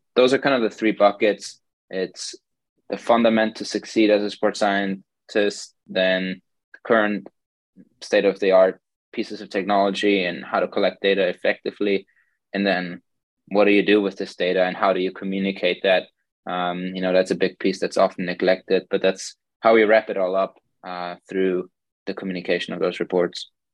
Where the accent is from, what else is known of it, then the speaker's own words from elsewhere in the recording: Germany; moved away as an adult; also born or lived in Hastings, Nebraska / Colorado; now in Pittsburgh, United States; I'm originally from Germany, born and raised there